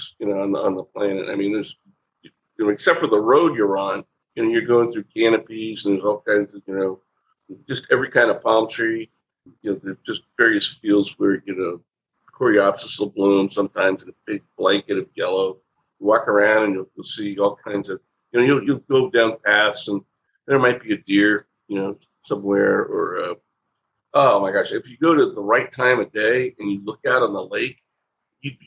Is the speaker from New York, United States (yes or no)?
no; Riviera Beach, Florida, United States; I loved growing up in Riviera Beach